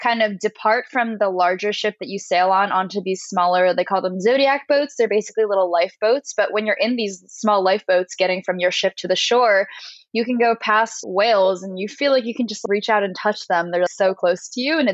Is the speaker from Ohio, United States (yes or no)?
no; New Jersey, United States; moved away; also born or lived in New York; I'm from New Jersey